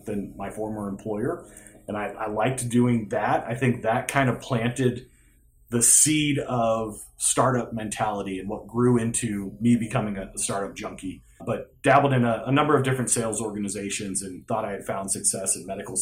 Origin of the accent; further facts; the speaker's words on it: Phoenix, Arizona, United States; I grew up in Phoenix, Arizona